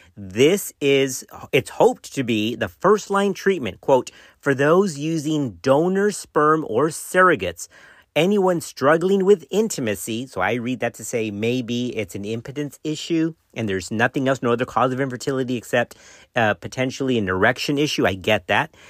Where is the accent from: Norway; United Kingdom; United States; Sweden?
United States; Texas; my home state, guys, that comes from Texas